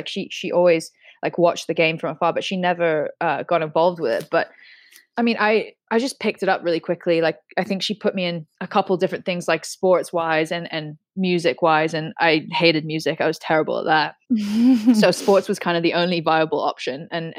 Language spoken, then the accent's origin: English; Hong Kong; born there; also born or lived in United States / England; I was born in Hong Kong, and my mom's from Hong Kong. My father's British, and like, I never really grew up in England. I lived there for a couple of years, but I actually was in America for pretty much most of my adolescent life, from like 10 to 17